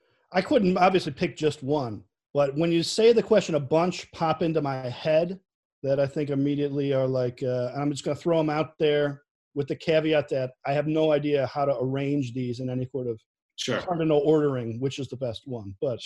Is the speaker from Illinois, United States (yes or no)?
yes; Chicago, Illinois, United States; accent: Chicago; Definitely the most Chicago thing about me, besides my accent, has got to be that I will not put ketchup on a hot dog ever.